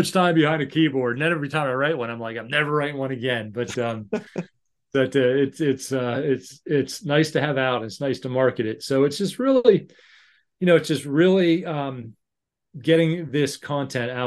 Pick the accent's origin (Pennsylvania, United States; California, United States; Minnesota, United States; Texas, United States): Pennsylvania, United States; Pittsburgh; moved away as an adult; now in United Kingdom; I'm from Pittsburgh